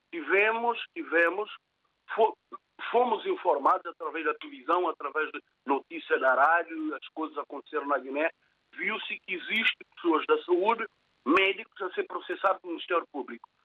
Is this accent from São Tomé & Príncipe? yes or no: yes; São Tomé, São Tomé & Príncipe; now in Portugal; eu nasci em São Tomé, criei em São Tomé, estou cá em Portugal.